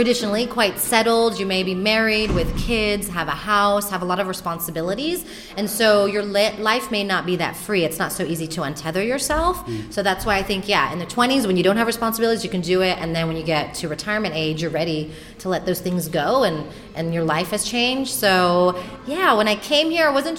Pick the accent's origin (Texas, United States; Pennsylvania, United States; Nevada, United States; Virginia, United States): Texas, United States; Houston; moved away as an adult; now in Madrid, Spain; I'm from Houston, Texas